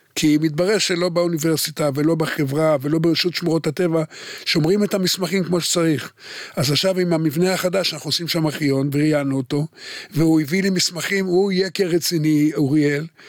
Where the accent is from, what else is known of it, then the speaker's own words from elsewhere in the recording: Haifa, Haifa District, Israel; אני נולדתי בחיפה